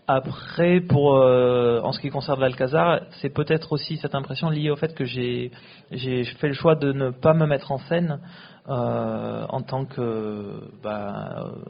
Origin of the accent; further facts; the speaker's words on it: France; moved away as an adult; also born or lived in Bangalore, India; quand on a grandi en France, qu'on est né, qu'on a grandi en France, comme c'était mon cas.